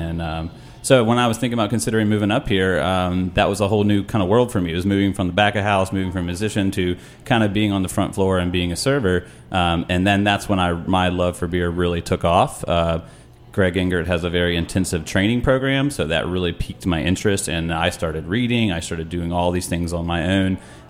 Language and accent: English; North Carolina, United States; I grew up in North Carolina